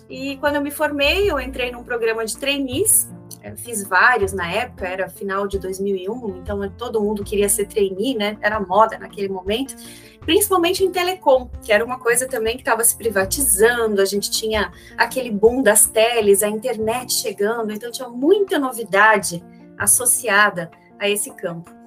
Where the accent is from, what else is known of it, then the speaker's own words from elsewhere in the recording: Xanxerê, Santa Catarina, Brazil; moved away; Eu nasci em Xanxerê, uma cidadezinha de hoje 50 mil habitantes